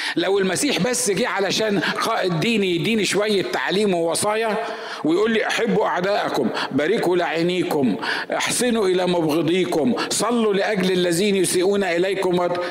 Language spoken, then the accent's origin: Arabic; Egypt; انا مصري